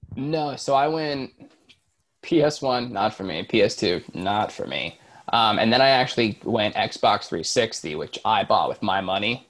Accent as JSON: {"language": "English", "region": "Florida", "country": "United States", "also_born_or_lived": "Orlando", "said": "I I'm from Florida, I live in Orlando. I went to Disney all the time."}